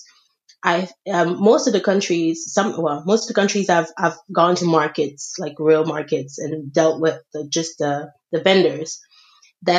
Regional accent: Senegal; moved away; I grew up in Senegal. I was born here, but then I was raised in Senegal by my aunt.

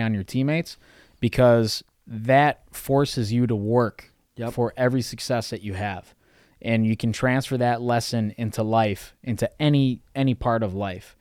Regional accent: Chicago, Illinois, United States; growing up in Chicago

